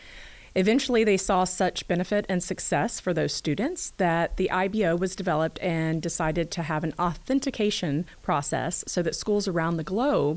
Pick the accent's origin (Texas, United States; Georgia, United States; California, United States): Georgia, United States; Cobb County; So I'm actually a product of Cobb County School District.